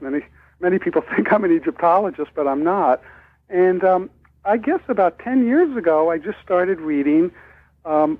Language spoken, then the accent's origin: English; New York, United States; now in Minnesota, United States; I'm originally from actually New York, and I'm currently living in Minnesota.